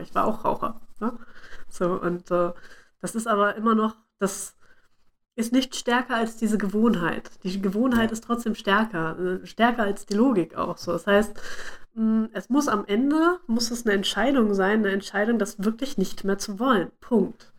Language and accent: German; Bad Pyrmont, Lower Saxony, Germany; moved away; zu Hause in meinem, äh, meinem Heimatdorf, sage ich mal, also in Bad Pyrmont.